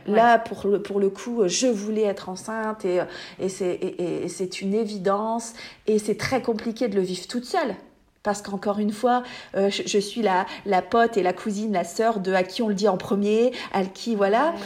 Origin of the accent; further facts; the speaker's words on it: Hauts-de-France, France; accent: ch'ti; j'habite dans le nord de la France. D'ailleurs, vous allez entendre mon magnifique accent